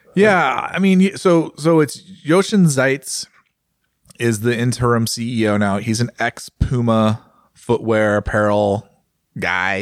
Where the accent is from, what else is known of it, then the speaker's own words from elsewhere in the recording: United States; As an American